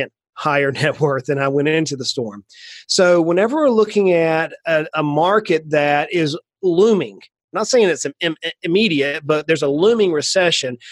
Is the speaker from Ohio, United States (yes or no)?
no; Brunswick, Georgia, United States; I grew up in South Georgia on the coast, down near just a little south of Savannah, Georgia, a little town called Brunswick